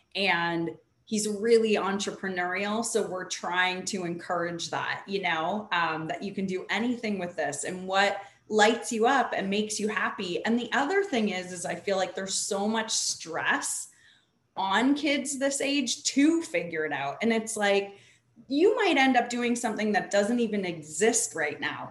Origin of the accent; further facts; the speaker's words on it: Canada; now in California, United States; I grew up the opposite way in Canada, at least where we were from, everybody worked.